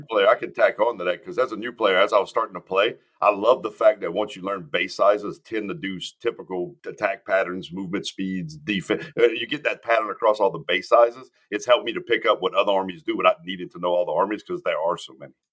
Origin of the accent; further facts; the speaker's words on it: Cajun, Louisiana, United States; I'm a Cajun.